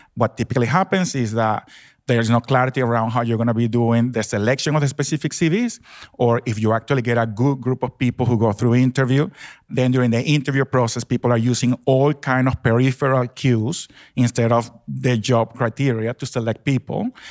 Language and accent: English; Venezuela; now in Australia; I grew up in Venezuela, in South America